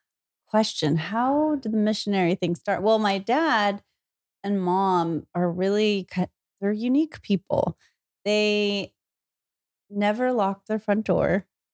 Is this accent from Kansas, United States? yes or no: no; Salinas, California, United States; In Salinas, California.